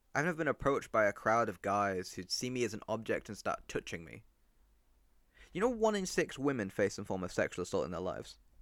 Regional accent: Rochdale, North West England, United Kingdom; also born or lived in Mexico; I was brought up in Rochdale

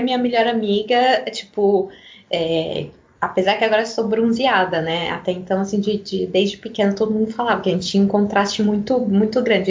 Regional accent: Brazil; moved away as an adult; now in Italy; já faz mais de dez anos que eu moro aqui, até hoje quando eu falo que eu sou brasileira

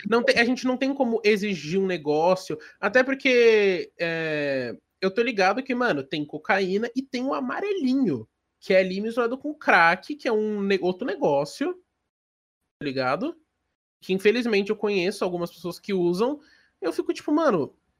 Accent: Brazil

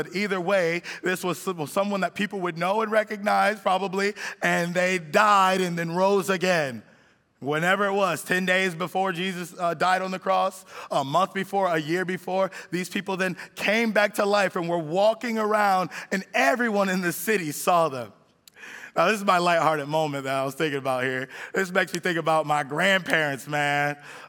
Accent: California, United States; now in Miami, United States; my wife and I, we came here from California, and we've been in Miami long enough now where I feel like we're Miamians, but we came from California originally.

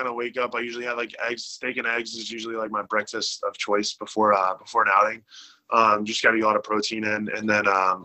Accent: Charlotte, North Carolina, United States; a memoir for my hometown

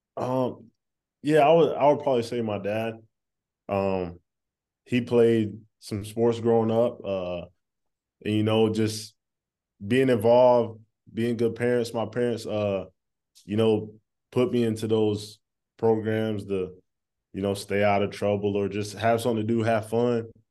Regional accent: East Coast, United States; also born or lived in North Carolina; I'm from the East Coast

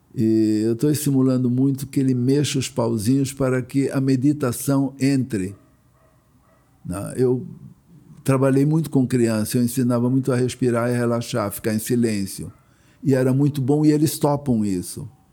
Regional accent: Blumenau, Santa Catarina, Brazil; now in Rio de Janeiro, Brazil; vim de Blumenau

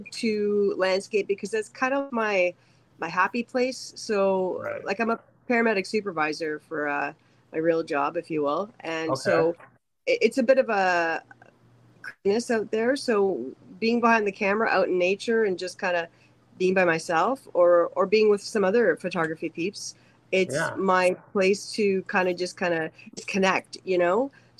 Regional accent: Thunder Bay, Ontario, Canada; I'm from Thunder Bay. So I went to Confederation College in Thunder Bay

